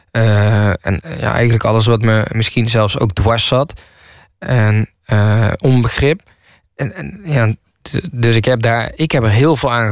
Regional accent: Nijmegen, Gelderland, Netherlands; also born or lived in Kaatsheuvel / Rotterdam; En ik kom niet uit de Bronx. En ik kom uit eh, Nijmegen en Kaatsheuvel. En toen woonde ik in Rotterdam. En dat heeft zeg maar mijn leven gemaakt.

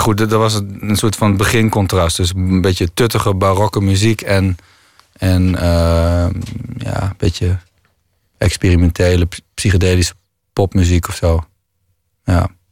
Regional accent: Groningen, Netherlands; ik kom uit Groningen

